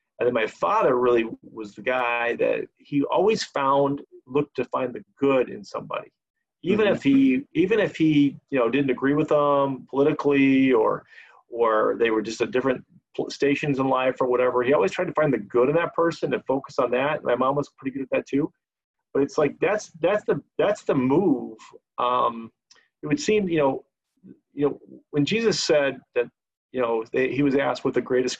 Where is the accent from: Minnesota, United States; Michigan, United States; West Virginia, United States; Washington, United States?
Washington, United States; Yakima; moved away; I grew up on the West Coast in this little town called Yakima, Washington